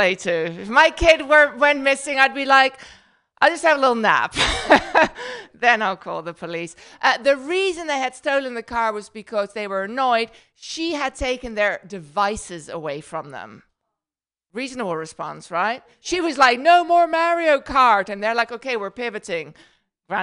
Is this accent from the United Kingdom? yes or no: no; Netherlands; accent: Dutch; first language Dutch; English is a second language; now in United States; my accent is Dutch. I know, you don't know what that is. So I'm from the Netherlands